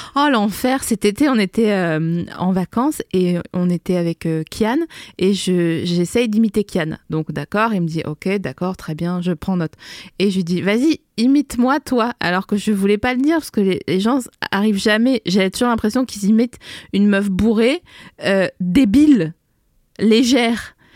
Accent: Vosges and Alsace, Grand Est, France; moved away as an adult; also born or lived in Lille; je suis née dans les Vosges le 22 février 1984. J'ai grandi entre les Vosges et l'Alsace.

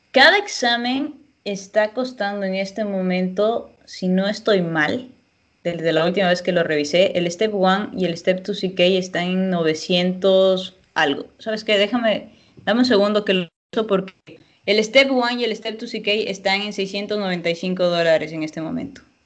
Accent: Ecuador; moved away; yo soy de Ecuador

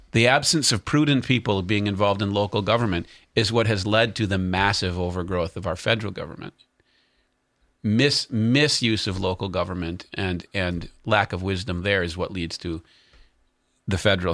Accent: North Carolina, United States; also born or lived in Concord, North Carolina; we're from North Carolina.

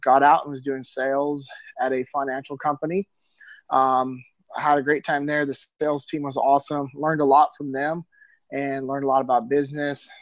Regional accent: Sacramento, California, United States; moved away as an adult; I'm originally from Sacramento, California. Yeah, I grew up in the same city that my dad grew up

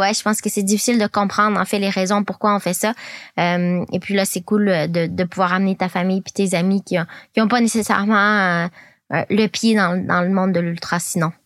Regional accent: Quebec, Canada; moved away as an adult; also born or lived in California / Colorado / Montreal; now in France; quand j'ai grandi au Québec

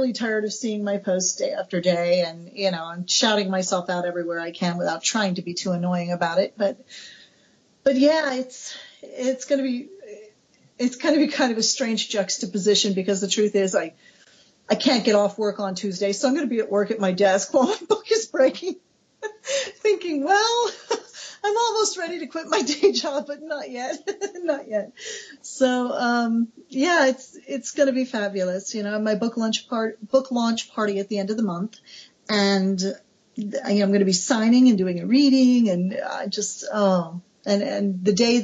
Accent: United States; I'm American, my country is 200 years old

